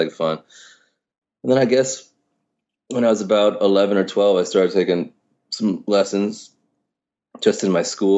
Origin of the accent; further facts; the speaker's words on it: New York, United States; I think growing up in New York was amazing for me. Mm-hmm. And I think in a lot of ways it's just being lucky to be born here. You know, I mean, my folks are not from here.